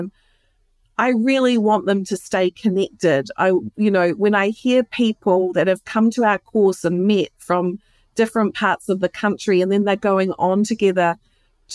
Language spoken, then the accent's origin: English; New Zealand; now in United States; I'm from New Zealand.